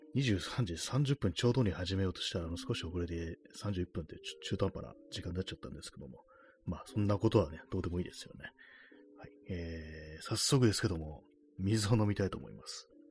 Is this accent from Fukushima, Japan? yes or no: no; Tokyo, Japan; 私、東京の人間ですけども